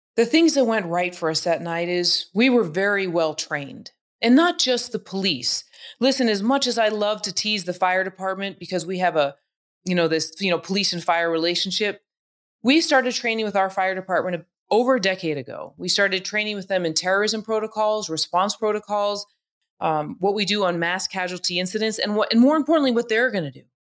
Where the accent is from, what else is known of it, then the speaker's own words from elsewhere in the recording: Albuquerque, New Mexico, United States; I was from Albuquerque, New Mexico, where everybody looked like Punch.